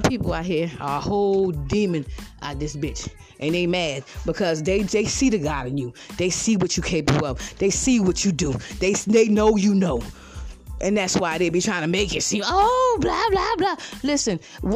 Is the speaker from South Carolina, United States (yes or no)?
yes; Georgetown, South Carolina, United States; moved away; I'm from Georgetown, South Carolina.